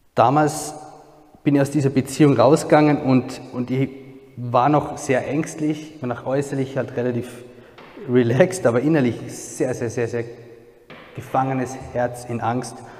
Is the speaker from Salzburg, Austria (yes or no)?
yes; a small village near Salzburg, Austria; Ich bin Österreicher, ähm, komme ursprünglich aus einem kleinen Dorf in der Nähe von Salzburg